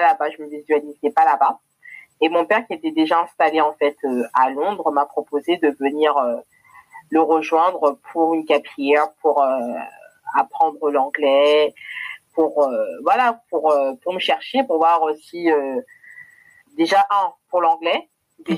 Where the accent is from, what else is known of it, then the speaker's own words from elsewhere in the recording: Lyon, Auvergne-Rhône-Alpes, France; moved away as an adult; now in London, United Kingdom; je suis née à Lyon, on fait une ville qui est en France, donc j'ai fait mes études jusqu'au lycée